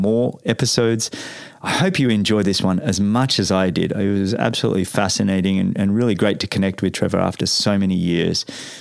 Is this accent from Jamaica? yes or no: no; Australia; moved away; growing up in Australia in the 80s and 90s